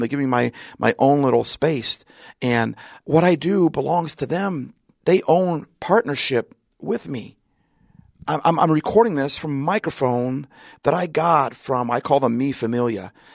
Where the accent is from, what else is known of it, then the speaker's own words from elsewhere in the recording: Seattle, Washington, United States; I'm from Seattle. I'm in Southern California